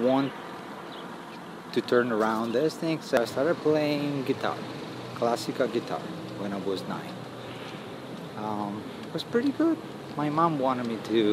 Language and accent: English; Bassano del Grappa, Veneto, Italy; I grew up in Bassano, like a crazy boy, like a black sheep of that little city